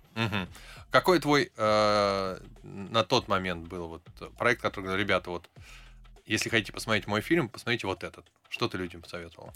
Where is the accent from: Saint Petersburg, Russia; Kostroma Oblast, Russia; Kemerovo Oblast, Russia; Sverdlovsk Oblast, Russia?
Saint Petersburg, Russia; я из Питера